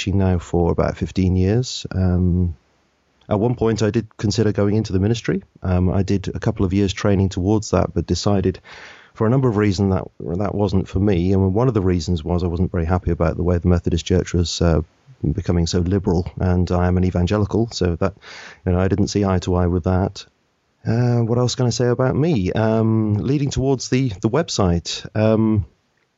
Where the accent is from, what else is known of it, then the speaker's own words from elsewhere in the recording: Swanage, South West England, United Kingdom; also born or lived in Reading; I was born in the UK. I was born in Reading, but I'm not actually brought up there. I was brought up on the south coast in a coastal town called Swanage